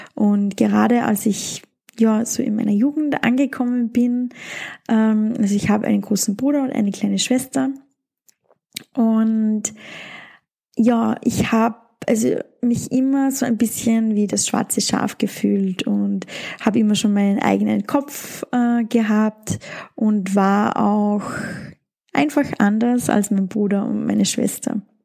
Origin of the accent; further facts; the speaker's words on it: Austria; bei uns in Österreich